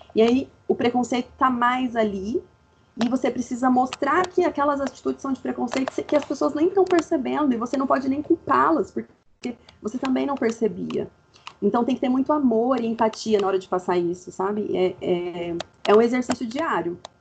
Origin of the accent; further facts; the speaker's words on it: Fernandópolis, São Paulo, Brazil; moved away as an adult; also born or lived in Campinas; now in Brasília, Brazil; eu sou de Fernandópolis, interior do interior do interior de São Paulo, mas hoje eu moro em Brasília